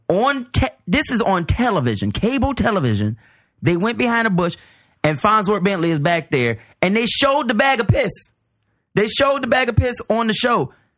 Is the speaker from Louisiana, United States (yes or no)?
yes; New Orleans, Louisiana, United States; I grew up in New Orleans.